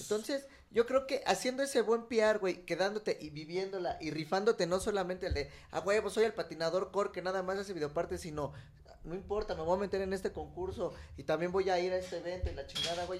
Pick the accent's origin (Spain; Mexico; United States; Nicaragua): Mexico